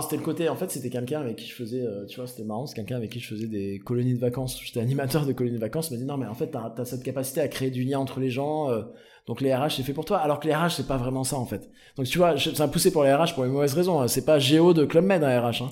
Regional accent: Aix-en-Provence, Provence-Alpes-Côte d'Azur, France; moi je viens du Sud, je suis né et grandi avec Aix-en-Provence

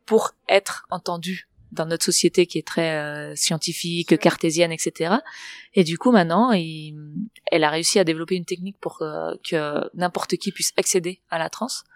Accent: Barcelona, Catalonia, Spain; French is a second language; moved away; also born or lived in Berkeley; je suis de Barcelone

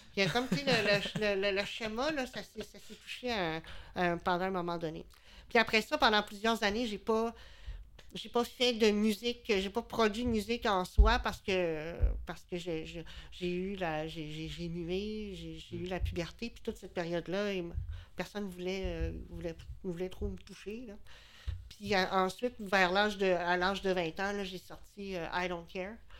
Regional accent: Quebec City, Quebec, Canada; now in L'Ancienne-Lorette, Canada; je viens de, ben, je viens de Charlebourg, mais j'habite à l'ancienne Lorette depuis plusieurs années.

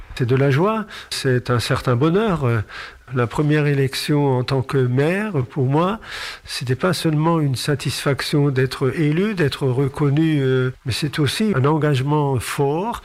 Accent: Sélestat, Grand Est, France; je suis né à Célestat, j'ai grandi à Célestat

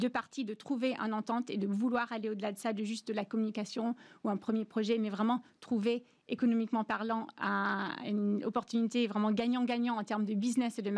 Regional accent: United States; Mais en tant qu'américaine, je sais que, par exemple, tout ce qui est euh, tout ce qui est en matière d'innovation

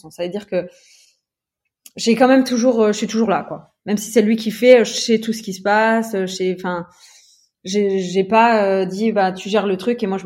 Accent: Metz, Grand Est, France; moved away as an adult; also born or lived in Luxembourg; now in Aix-en-Provence, France; moi, à la base, j'étais de Metz.

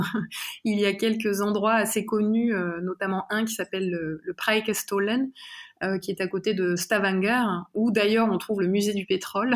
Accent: Drôme, Auvergne-Rhône-Alpes, France; j'ai grandi dans la Drôme, euh, alors au pied d'une montagne aussi, le Vercors

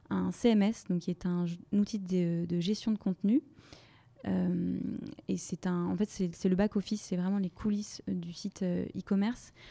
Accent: Brittany, France; now in Paris, France; j'ai 27 ans, je suis originaire de Bretagne et euh, je vis et je travaille à Paris depuis euh, quasiment trois ans.

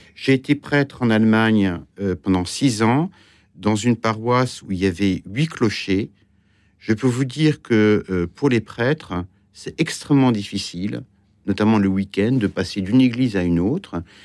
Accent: Granville, Normandy, France; also born or lived in Brittany; now in Paris, France; je viens de Grandville

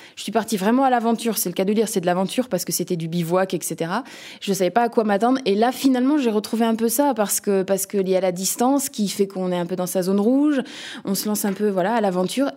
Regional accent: Nantes, Pays de la Loire, France; je viens de Nantes, euh, cette belle ville de l'Ouest

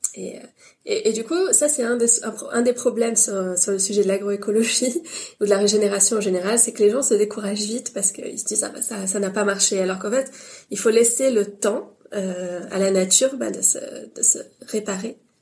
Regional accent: Paris, Île-de-France, France; j'ai une mère bretonne et un père tunisien et je suis née à Paris

